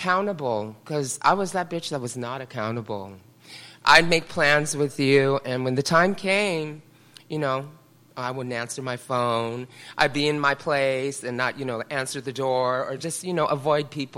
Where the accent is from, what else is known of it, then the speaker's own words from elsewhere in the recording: San Francisco, California, United States; also born or lived in Carmel; I grew up in the Richmond district here in San Francisco.